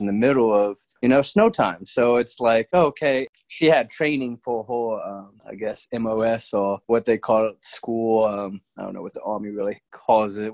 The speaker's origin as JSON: {"language": "English", "town": "Birmingham", "region": "Alabama", "country": "United States", "tie": "born or raised there", "also_born_or_lived": "Fort Drum, New York", "moved": "as an adult", "said": "I got a job offer down back in my hometown of Birmingham, Alabama"}